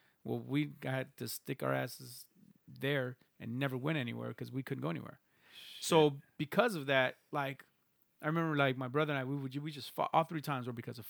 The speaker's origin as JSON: {"language": "English", "country": "Mexico", "tie": "born or raised there", "moved": "yes", "said": "I was born in Mexico"}